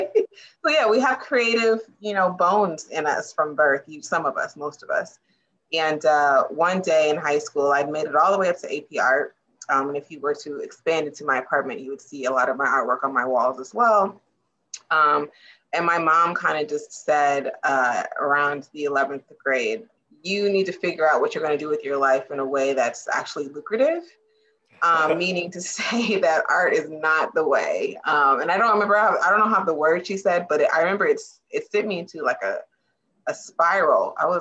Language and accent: English; Germany; born there; also born or lived in South Carolina / Virginia; Now I'm a military brat. I was born in Germany. I lived in South Carolina, lived in Virginia. Moving was not a foreign concept for me